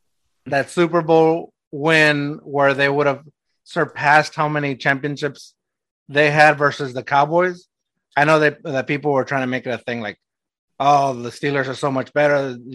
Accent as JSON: {"language": "English", "country": "Mexico", "moved": "yes", "said": "I'm from Mexico"}